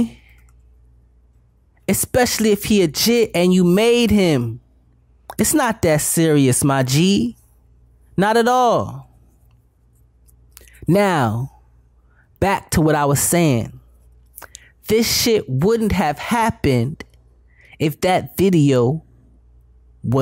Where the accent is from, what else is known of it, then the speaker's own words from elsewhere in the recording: Broward County, Florida, United States; We're from Broward County. We're right here in Lauderdale